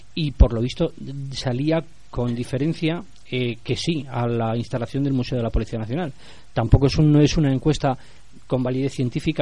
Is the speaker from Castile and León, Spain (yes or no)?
yes; Santoyo, Castile and León, Spain; yo soy de Santoyo